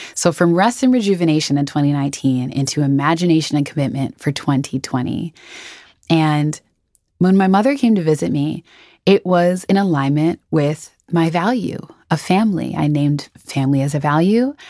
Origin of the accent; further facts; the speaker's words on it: Twin Cities, Minnesota, United States; moved away as an adult; I am from Minnesota. I grew up in the Twin Cities, um, so the Saint Paul, Minneapolis area, from birth to when I, when I left in my early twenties